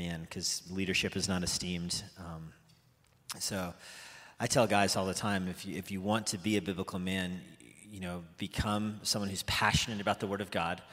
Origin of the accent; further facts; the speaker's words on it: United States; I'm American